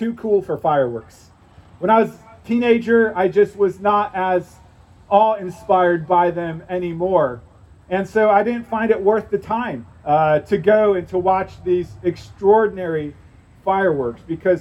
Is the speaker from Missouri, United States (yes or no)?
yes; St. Louis, Missouri, United States; moved away; I grew up in St. Louis, Missouri